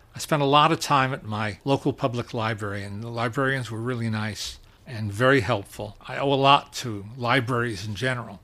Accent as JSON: {"language": "English", "town": "Teaneck", "region": "New Jersey", "country": "United States", "tie": "born or raised there", "also_born_or_lived": "Manhattan, New York", "said": "I am a native New Yorker. I have a lifetime credential for that because I was born in Manhattan yes. in December of 1950. And when I was four, my, my brother was born, and my parents moved us all out to the suburbs to Teaneck, New Jersey"}